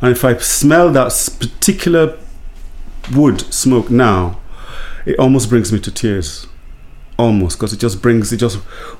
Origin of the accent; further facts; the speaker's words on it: London, United Kingdom; also born or lived in Lagos; I grew up many places. I grew up in London. I grew up in Lagos.